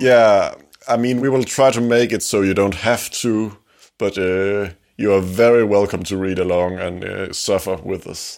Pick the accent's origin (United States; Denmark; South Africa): Denmark; English is a second language; we are two young Danes, we're from Denmark.